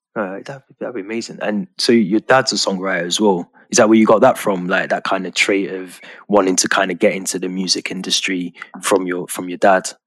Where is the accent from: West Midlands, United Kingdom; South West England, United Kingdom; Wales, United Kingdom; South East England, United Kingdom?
West Midlands, United Kingdom; Birmingham; moved away as an adult; now in Liverpool, United Kingdom; I'm from Birmingham originally, so um, okay. I live in Liverpool now. So I grew up in um, Quinton